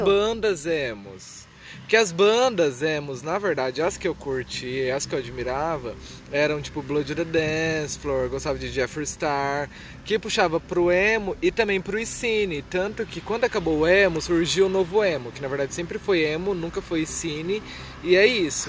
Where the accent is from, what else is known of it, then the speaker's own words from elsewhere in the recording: Cornélio Procópio, Paraná, Brazil; also born or lived in Minas Gerais; Eu nasci aqui em Cornélio, fui embora para Minas Gerais, daí eu vim embora para Cornélio muito novo